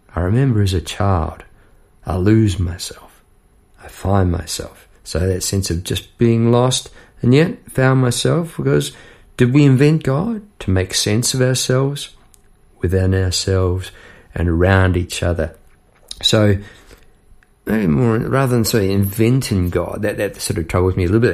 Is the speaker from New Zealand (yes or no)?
yes; New Zealand; as a New Zealander